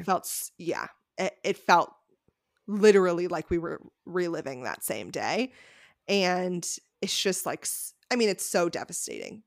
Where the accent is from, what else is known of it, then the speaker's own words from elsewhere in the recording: Connecticut, United States; Rebecca and I grew up in Connecticut